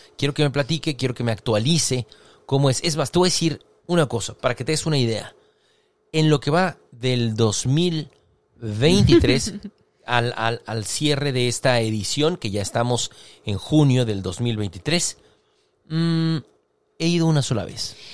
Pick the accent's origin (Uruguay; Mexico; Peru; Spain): Mexico; Mexicali, Baja California; moved away as an adult; aunque soy nacido y criado en Mexicali, pero me fui 17 años.